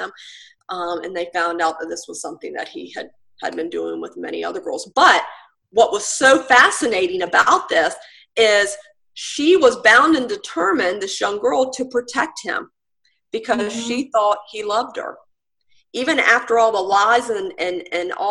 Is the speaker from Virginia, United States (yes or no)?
yes; Virginia Beach, Virginia, United States; now in Currituck County, United States; I grew up in Virginia Beach, in the Chicks Beach area.